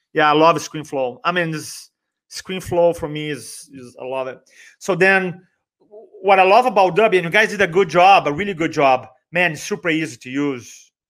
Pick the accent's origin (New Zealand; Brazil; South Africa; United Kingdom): Brazil; accent: Brazilian; first language Portuguese; English is a second language; moved away as an adult; now in United States; I grew up in Brazil, Portuguese